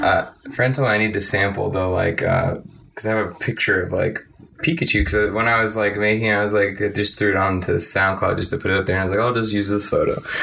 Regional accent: Arlington and Mesquite, Dallas area, Texas, United States; born or raised there; also born or lived in New Orleans, Louisiana

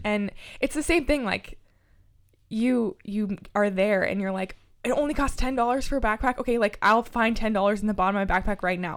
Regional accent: Lincoln, Nebraska, United States; I grew up in South Lincoln

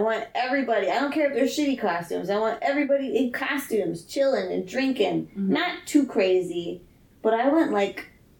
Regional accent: the South, United States; moved away; I grew up in the South.

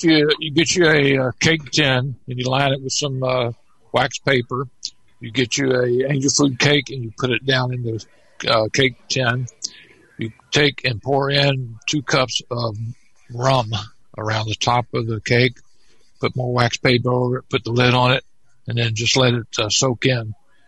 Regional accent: Clearwater, Florida, United States; I already said Clearwater, Florida.

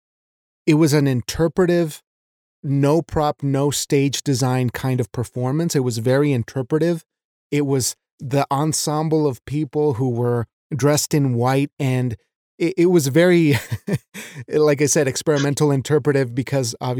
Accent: Mexico; moved away; I was raised in Mexico

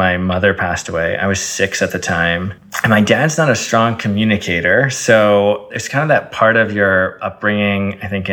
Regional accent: Eden Prairie, Minnesota, United States; first language Arabic; moved away; I grew up in a town in Minnesota called Eden Prairie, which is just a lovely town outside the beautiful city of Minneapolis

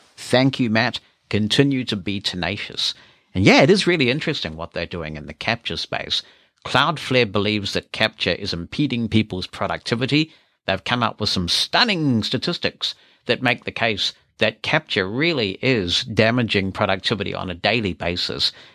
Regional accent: New Zealand; I'm a New Zealander

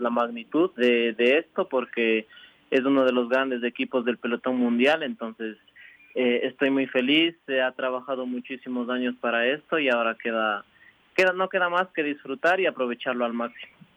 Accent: Cayambe, Pichincha, Ecuador; also born or lived in La Esperanza, Ibarra, Imbabura, Ecuador; soy de Imbabura. Eh, me crié y entrené todo, todo el tiempo en, en, la provincia de Pichincha con Byron en Cayambe, pero soy orgullosamente de Ibarra

